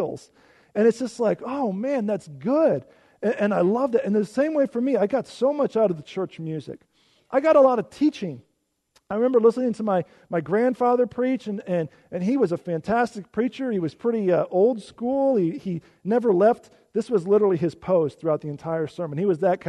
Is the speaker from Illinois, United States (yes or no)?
yes; Illinois, United States; moved away; I grew up in Illinois.